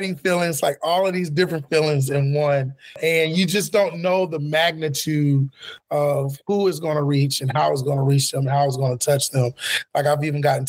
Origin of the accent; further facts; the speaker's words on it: Florida, United States; I'm from Florida originally